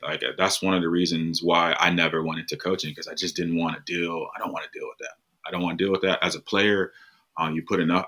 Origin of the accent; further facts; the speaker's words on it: United States; I'm from the United States. Um, I grew up playing American football